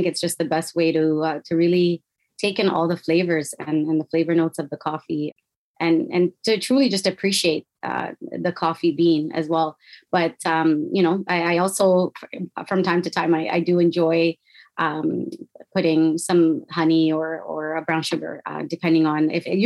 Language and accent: English; Toronto, Ontario, Canada; now in Ottawa, Canada; I was living in Toronto, which is where I grew up